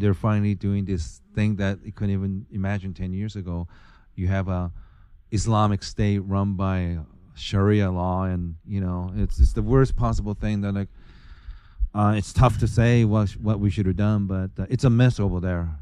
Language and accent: English; Bremerton, Washington, United States; also born or lived in California / Seattle; I grew up in Naval Base in Bremerton